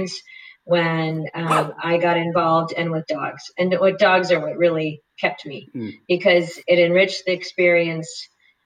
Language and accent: English; North Dakota, United States; I grew up in North Dakota on a cattle ranch, small grain farm